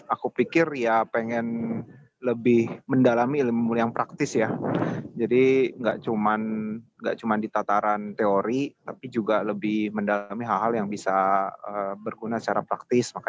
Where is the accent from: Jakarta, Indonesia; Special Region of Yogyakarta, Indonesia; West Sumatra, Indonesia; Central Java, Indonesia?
Jakarta, Indonesia; aku dulu um, lahir dan besar di Jakarta, kemudian SD, SMP, SMA di Jakarta sih.